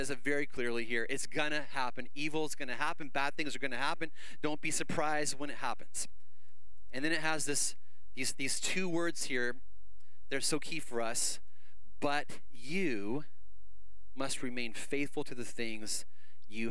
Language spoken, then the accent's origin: English; Canada; moved away; I grew up in Canada.